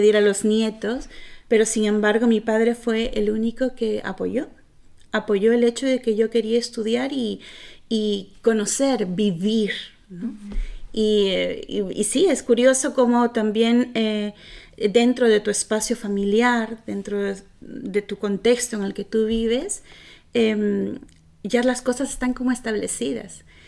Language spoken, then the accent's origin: Spanish; Peru; moved away; cuando yo vivía en Perú